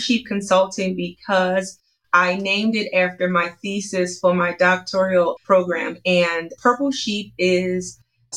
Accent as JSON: {"language": "English", "town": "Philadelphia", "region": "Pennsylvania", "country": "United States", "tie": "born or raised there", "said": "I was raised in Philadelphia, Pennsylvania, South Philadelphia to be exact."}